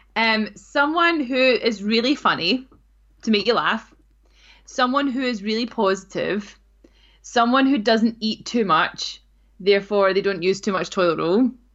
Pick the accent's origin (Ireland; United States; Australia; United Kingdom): United Kingdom; North Ayrshire, Scotland; I grew up in North Ayrshire